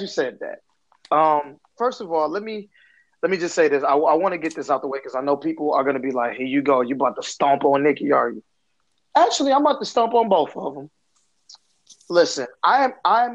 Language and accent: English; Flint, Michigan, United States; I'm from Flint, Michigan